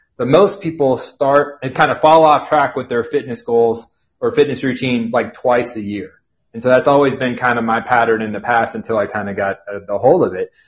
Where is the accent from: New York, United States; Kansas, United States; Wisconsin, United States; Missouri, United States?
Kansas, United States; Burlington; now in Overland Park, United States; I'm from a small town about an hour and a half south of here in Burlington, Kansas.